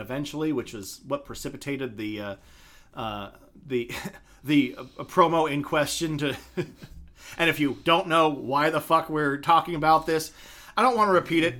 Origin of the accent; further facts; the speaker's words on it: Idaho, United States; my home state